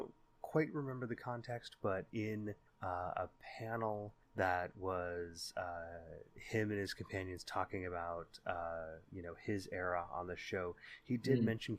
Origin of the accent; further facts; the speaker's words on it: Bay Area, California, United States; with me, as he is every month when we wander back through those hazy halls of our memories growing up in the Bay Area in the 80s and the 90s